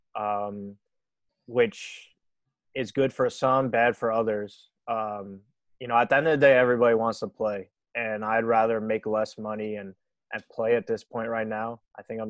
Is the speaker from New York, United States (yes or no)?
yes; New York, United States; living in New York, growing up in New York my whole life